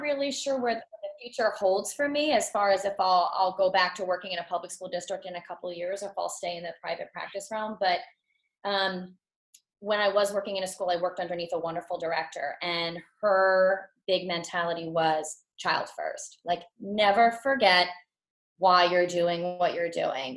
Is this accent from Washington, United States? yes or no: no; Montville, New Jersey, United States; I'm from Montville, New Jersey